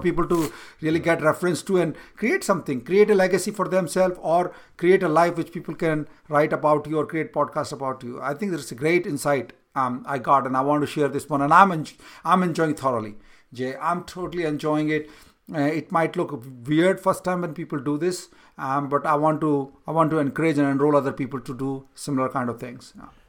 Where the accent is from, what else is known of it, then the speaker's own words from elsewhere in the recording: India; moved away as an adult; now in United States; I was born in India, I came to U S right now